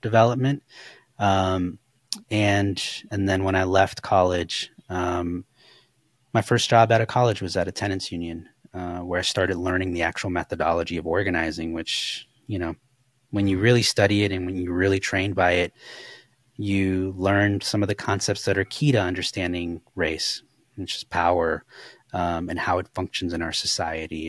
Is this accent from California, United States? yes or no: yes; Los Angeles, California, United States; I grew up in Koreatown